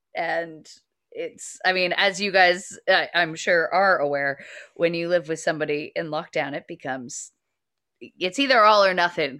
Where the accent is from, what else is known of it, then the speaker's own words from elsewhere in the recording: United States; now in United Kingdom; I'm both American and British